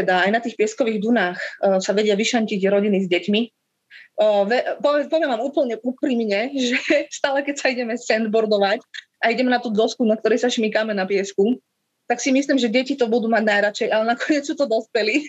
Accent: Slovakia; moved away as an adult; now in Cape Verde; ako práva Slovenka

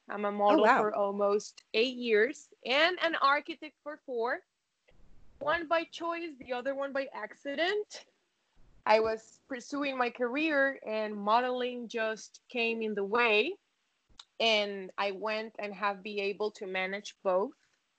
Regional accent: Spain; English is a second language; I hope it's clear and my accent doesn't fool me.

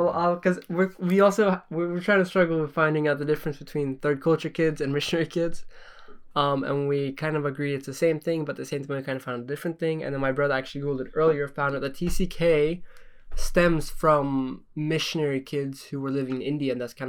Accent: Norway; because I grew up in Norway. I mean, no. I was born in Norway

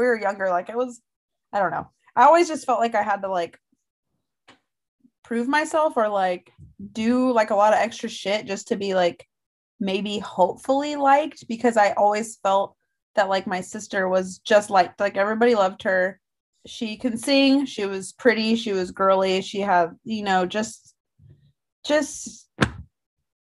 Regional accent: Northern California, United States; I grew up in Northern California

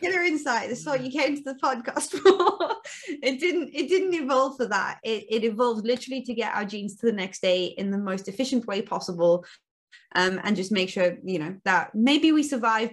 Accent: Cape Town, Western Cape, South Africa; also born or lived in near Bath, United Kingdom; now in Bath, United Kingdom; I'm originally from South Africa, from Cape Town in South Africa, um, hence the dodgy accent.

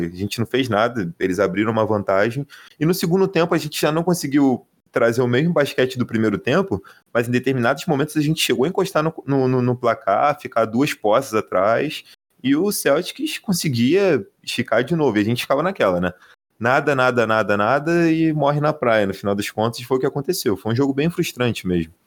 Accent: Rio de Janeiro, Brazil; no high school aqui da minha terra, chamada Cidade de Deus

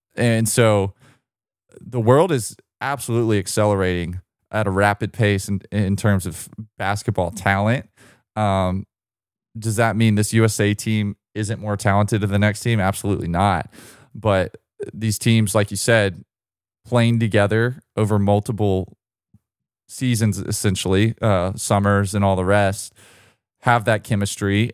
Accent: United States; as an American basketball fan

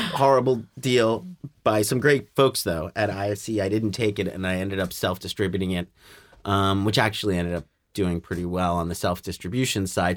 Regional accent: New York City, New York, United States; when I was a kid growing up in Staten Island, New York

